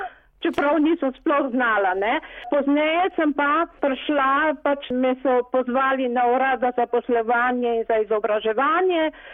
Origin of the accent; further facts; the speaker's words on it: Slovenia; now in Paris, France; smo Slovenci